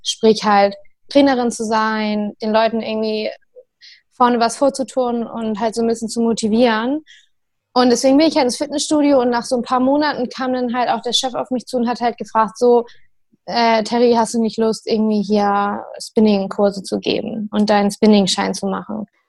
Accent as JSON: {"language": "German", "town": "Maschen", "region": "Lower Saxony", "country": "Germany", "also_born_or_lived": "Hamburg", "moved": "as an adult", "lives_now": "Bremen, Germany", "said": "ich komme aus Maschen ursprünglich. Also so ein Dorf in Niedersachsen kurz vor Hamburg."}